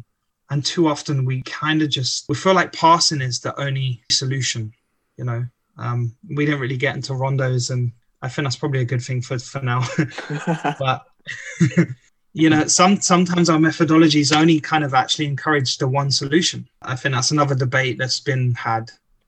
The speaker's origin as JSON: {"language": "English", "region": "England", "country": "United Kingdom", "said": "being an Englishman kind of homesick, seeking that passion for soccer"}